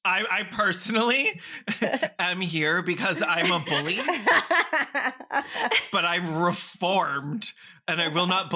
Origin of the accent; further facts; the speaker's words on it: Canada; I'm Canadian, not American.